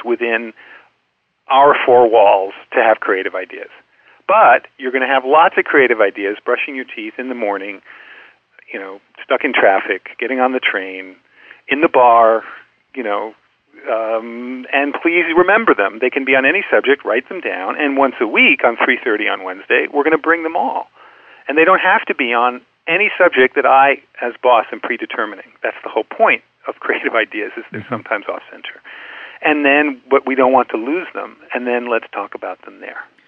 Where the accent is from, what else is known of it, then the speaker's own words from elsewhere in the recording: United States; As an American